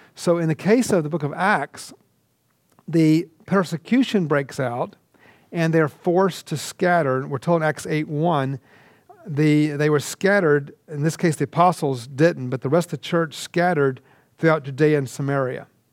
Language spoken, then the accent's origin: English; Atlanta, Georgia, United States; I'm from Georgia